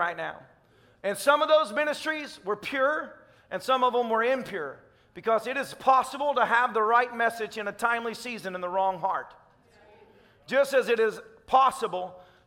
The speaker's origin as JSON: {"language": "English", "region": "Tennessee", "country": "United States", "said": "I'm a redneck from Tennessee"}